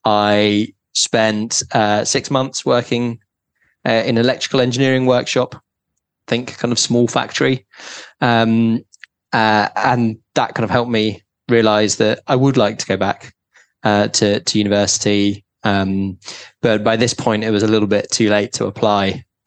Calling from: London, United Kingdom; also born or lived in New York; I'm calling in from London

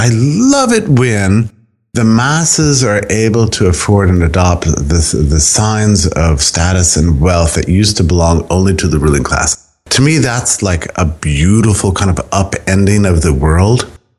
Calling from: Auburn, Alabama, United States; I'm speaking to you from a very, very cold Auburn, Alabama.

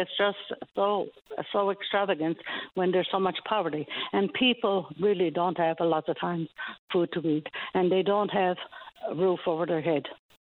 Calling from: Stephenville, Newfoundland and Labrador, Canada; I'm calling from Stephenville.

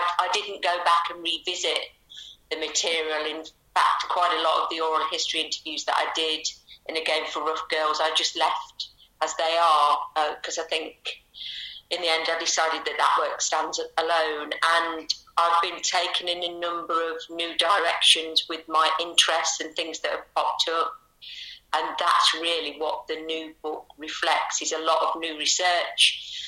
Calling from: Loughborough, East Midlands, United Kingdom; I live near to Loughborough in Leicestershire. Near to Loughborough, it's a very nice area called Charnwood, so it's very kind of rural.

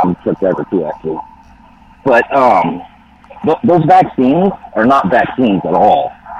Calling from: California, United States; Calling from the Mojave Desert right now.

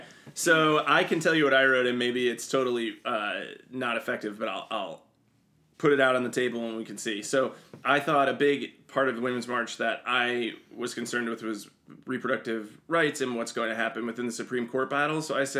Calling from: New York, United States; And I was like, New York.

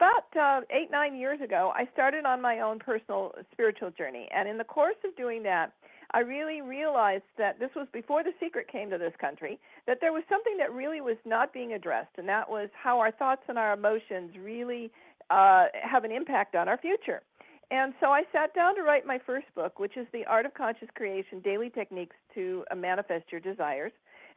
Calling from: Westlake Village, California, United States; I'm calling in from Southern California, just outside of Los Angeles, a little place called Westlake Village.

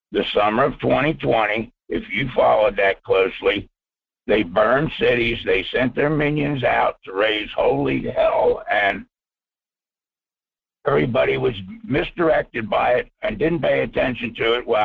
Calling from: Fairbanks, Alaska, United States; from Fairbanks.

